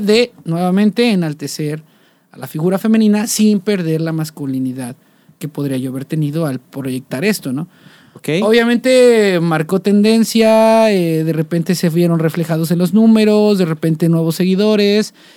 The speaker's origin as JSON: {"language": "Spanish", "town": "Coatepec", "region": "Veracruz", "country": "Mexico", "moved": "as an adult", "lives_now": "Xalapa, Mexico", "said": "yo vengo de una familia un poco tradicional, ¿no? Eh, y también de una ciudad un poco tradicional, que es Coatepec, Veracruz"}